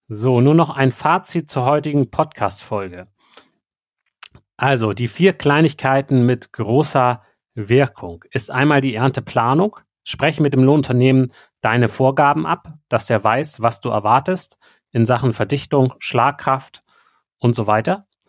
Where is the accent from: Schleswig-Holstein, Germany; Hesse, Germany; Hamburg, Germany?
Schleswig-Holstein, Germany; bei uns in Schleswig-Holstein